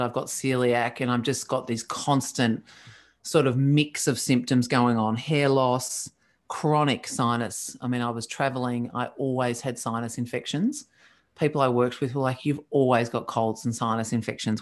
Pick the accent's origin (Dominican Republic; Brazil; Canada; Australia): Australia; I'm Australian.